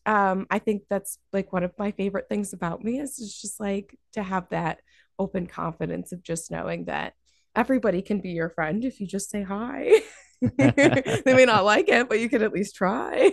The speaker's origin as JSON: {"language": "English", "town": "Dalton", "region": "Massachusetts", "country": "United States", "tie": "born or raised there", "said": "my grandparents adopted me when I was six, um, and I grew up in Dalton"}